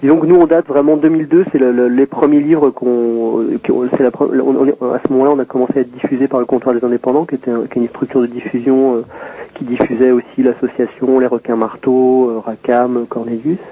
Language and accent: French; south of Deux-Sèvres, Nouvelle-Aquitaine, France; je suis originaire du sud des Deux-Sèvres